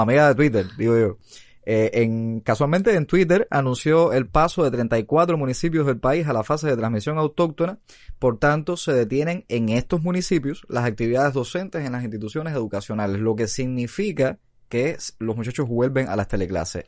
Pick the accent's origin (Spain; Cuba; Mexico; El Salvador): Cuba; como buenos cubanos